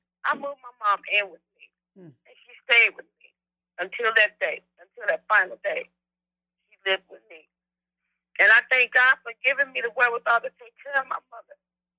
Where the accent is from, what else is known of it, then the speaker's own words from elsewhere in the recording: Fairview Heights, Illinois, United States; I'm from Fairview Heights, Illinois, right across the river from St. Louis, Missouri.